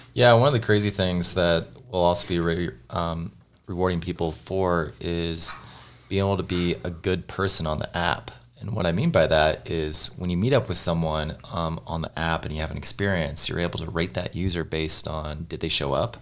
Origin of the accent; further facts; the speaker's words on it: Missouri, United States; growing up in Missouri